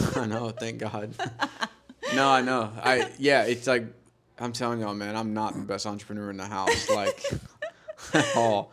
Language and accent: English; Georgia, United States; we both grew up in Georgia together.